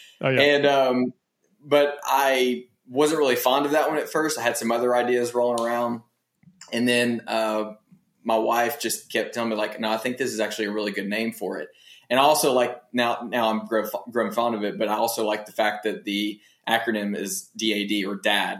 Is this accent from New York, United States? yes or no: no; Tennessee, United States; I was born and raised in Tennessee.